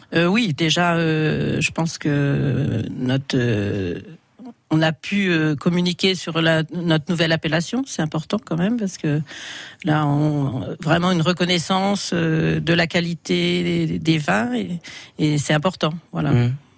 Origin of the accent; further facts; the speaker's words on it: Vézelay, Bourgogne-Franche-Comté, France; moved away as an adult; now in Saint-Père-sous-Vézelay, France; je suis originaire de Vézelay